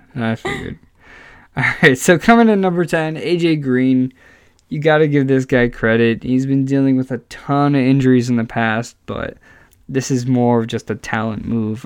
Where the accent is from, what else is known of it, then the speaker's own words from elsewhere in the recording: New Jersey, United States; we're from New Jersey